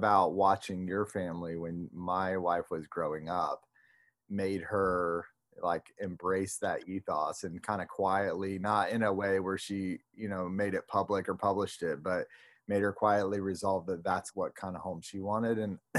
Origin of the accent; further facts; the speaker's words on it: Palatka, Florida, United States; I grew up in Palatka too